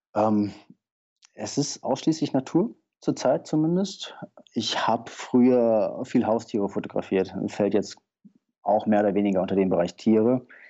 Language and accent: German; Taunus, Hesse, Germany; Ich bin im Taunus aufgewachsen